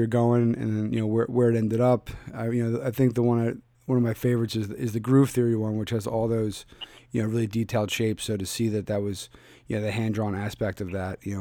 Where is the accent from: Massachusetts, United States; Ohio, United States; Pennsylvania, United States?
Pennsylvania, United States; Philadelphia; moved away; checking in from my hometown of Philadelphia